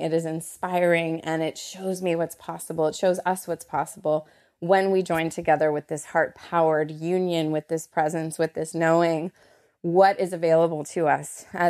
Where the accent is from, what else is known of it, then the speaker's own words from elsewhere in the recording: Canada; And I am Canadian, so whenever I say about, that's there it is. Although my Canadian friends and fam definitely feel I sound a little more Americana.